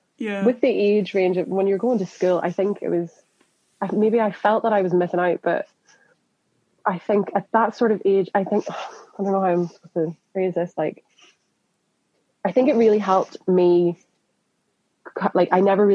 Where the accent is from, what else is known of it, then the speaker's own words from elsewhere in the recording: Northern Ireland, United Kingdom; moved away as an adult; also born or lived in Scotland; now in London, United Kingdom; in Northern Ireland, I'm not from Belfast